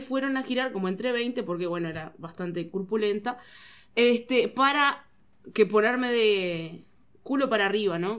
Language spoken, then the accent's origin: Spanish; Rocha, Uruguay; yo soy de Rocha